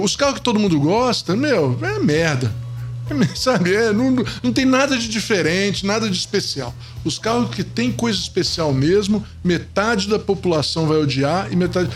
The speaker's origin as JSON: {"language": "Portuguese", "town": "Niterói", "region": "Rio de Janeiro", "country": "Brazil", "tie": "born or raised there", "moved": "as an adult", "lives_now": "São Paulo, Brazil", "said": "eu eu não sou carioca, mas, mas fui criado no, em Niterói."}